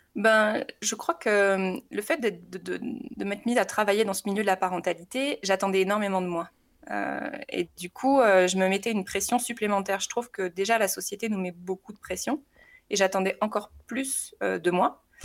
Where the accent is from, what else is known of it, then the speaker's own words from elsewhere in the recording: south of France, France; moved away as an adult; now in Haute-Savoie, France; je suis originaire du sud de la France où j'ai rencontré mon mari assez tôt. On était ensemble au collège.